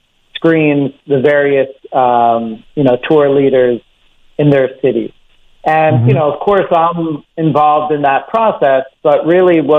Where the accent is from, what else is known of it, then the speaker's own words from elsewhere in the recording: Philadelphia, Pennsylvania, United States; moved away as an adult; now in Rome, Italy; I'm originally from Philadelphia. You can probably pick that up from my accent